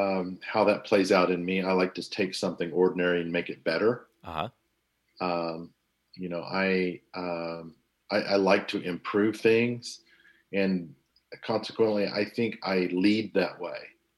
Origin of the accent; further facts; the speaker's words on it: Oklahoma, United States; moved away; I grew up in Oklahoma